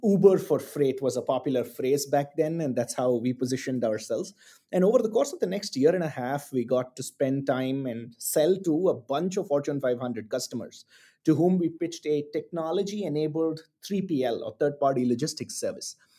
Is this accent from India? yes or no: yes; Chennai, Tamil Nadu, India; moved away as an adult; also born or lived in Singapore / New York / London; I was born and bred in Chennai in the south of India